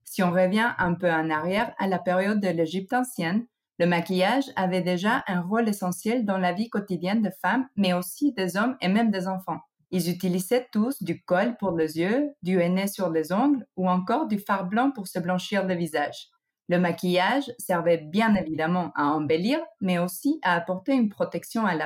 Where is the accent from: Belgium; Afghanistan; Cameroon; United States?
United States; French is a second language; also born or lived in Mexico; now in France; je ne suis pas française. Je suis née au Mexique et j'ai grandi aux